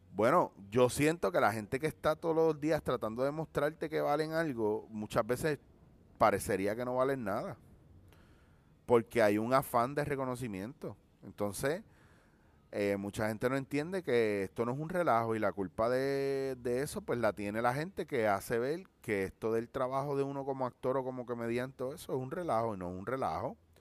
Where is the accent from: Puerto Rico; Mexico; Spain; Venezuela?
Puerto Rico; como somos los puertorriqueños